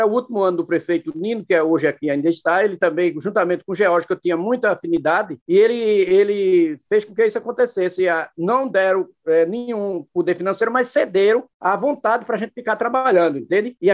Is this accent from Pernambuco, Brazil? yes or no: yes; Nazaré da Mata, Pernambuco, Brazil; also born or lived in Buenos Aires (Jacu), Pernambuco; mas por direito eu sou nazareno, porque Buenos Aires, ou Jacu, que era o, a, que é onde eu nasci, ela pertencia a Nazaré da Mata